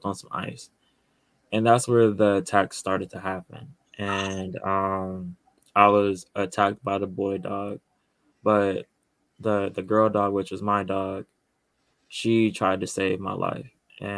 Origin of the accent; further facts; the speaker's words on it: Chicago, Illinois, United States; I'm from Chicago and born and raised here